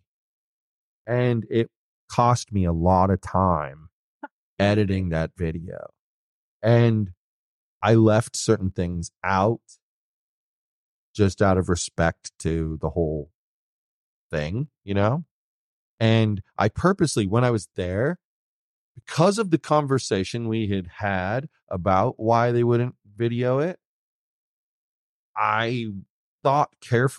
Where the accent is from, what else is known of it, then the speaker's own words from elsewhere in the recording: New York, United States; moved away; I was born in New York. I had family there.